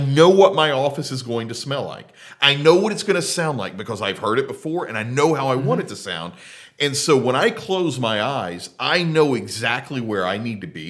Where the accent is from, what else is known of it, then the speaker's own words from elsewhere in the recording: Tennessee, United States; my hometown